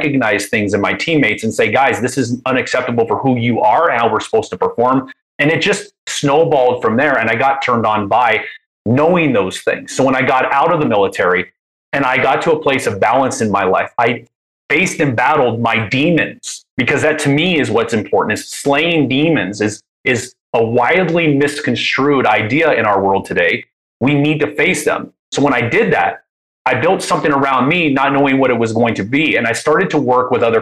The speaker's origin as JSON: {"language": "English", "town": "Anaheim", "region": "California", "country": "United States", "tie": "born or raised there", "said": "I grew up, I was born in Anaheim. I grew up around that."}